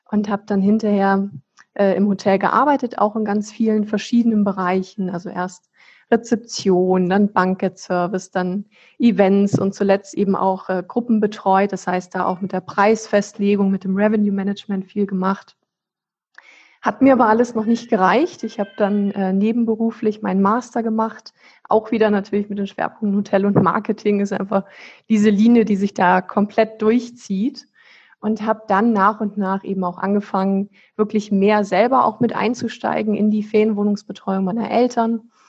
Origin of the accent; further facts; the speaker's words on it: Flensburg, Schleswig-Holstein, Germany; Also ich, ich bin ja selber so ein deutsches Nordlicht. Ich komme hier aus Flensburg im Ursprung, das ist an der dänischen Grenze ganz oben